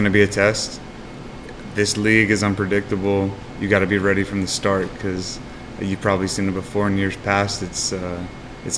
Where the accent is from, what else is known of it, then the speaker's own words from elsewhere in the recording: Atlanta, Georgia, United States; now in Charlotte, United States; I'm from Atlanta